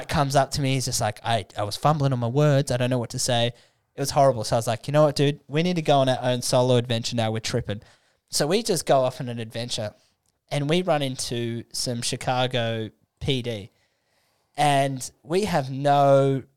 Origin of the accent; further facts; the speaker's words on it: Australia; we're Australian, mate.